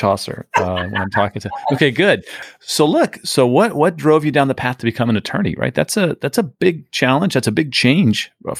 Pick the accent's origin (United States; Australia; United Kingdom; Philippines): United States; San Diego, California; now in St. Petersburg, United States; I grew up in California as well. I'm a San Diego guy.